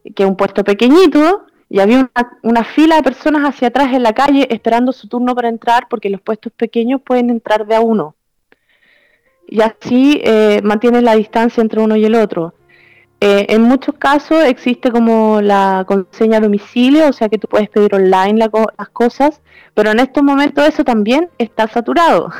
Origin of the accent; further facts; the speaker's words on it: Chile; now in Italy; nosotros como chilenos que vivimos en Italia